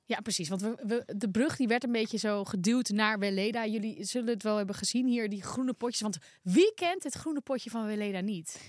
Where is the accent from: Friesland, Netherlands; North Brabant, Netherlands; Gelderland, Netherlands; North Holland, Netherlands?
North Holland, Netherlands; Volendam; ik kom toch uit Volendam.